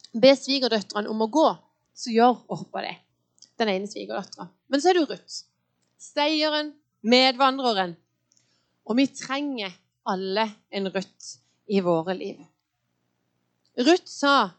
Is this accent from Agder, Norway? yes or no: yes; Lyngdal, Agder, Norway; now in Åseral, Norway; Jeg er født og oppvokst i en eh, fin kristen familie i Lyngdal.